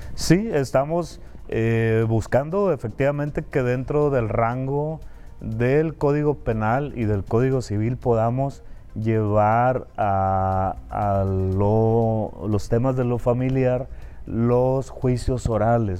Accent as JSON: {"language": "Spanish", "town": "Concordia", "region": "Sinaloa", "country": "Mexico", "tie": "born or raised there", "said": "yo soy originario de Concordia, de la Cieneguilla"}